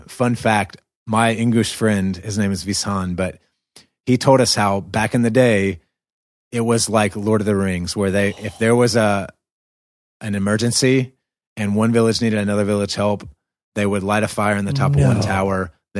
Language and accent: English; the South, United States; accent: American southern; my southern accent thrown in there.